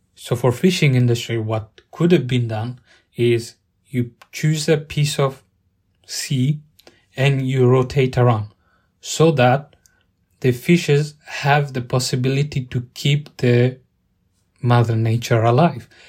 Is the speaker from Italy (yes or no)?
yes; Italy; now in United Kingdom; Growing up in Italy